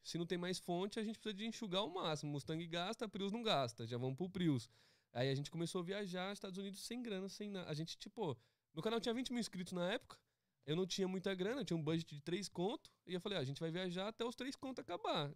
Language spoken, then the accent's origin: Portuguese; São Paulo, Brazil; moved away as an adult; also born or lived in Philadelphia / Los Angeles; now in United States; eu vim do Capão Redondo